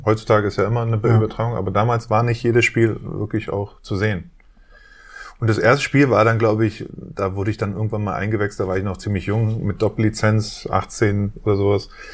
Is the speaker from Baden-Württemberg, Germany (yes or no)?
no; Berlin, Germany; ich bin in Westberlin aufgewachsen, in Wedding